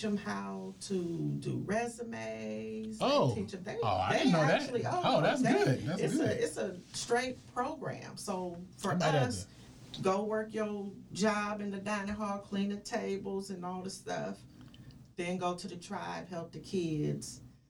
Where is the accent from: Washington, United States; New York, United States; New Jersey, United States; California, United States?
California, United States; the Bay Area; I am from the Bay